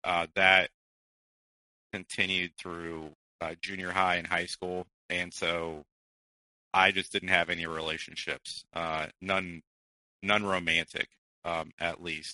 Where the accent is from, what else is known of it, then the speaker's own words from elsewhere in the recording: Midwest, United States; born there; I was born in the Midwest. My family travels quite a bit because of my father's occupation, and so we had actually moved outside of the country for a couple of years.